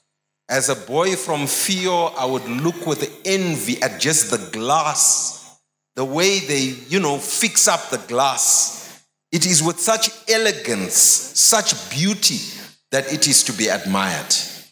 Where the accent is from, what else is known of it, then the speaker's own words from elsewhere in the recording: Harare, Zimbabwe; I grew up in Highfields